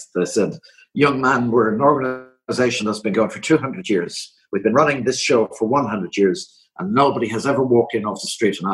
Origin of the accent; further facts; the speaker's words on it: Ireland; I'm from Ireland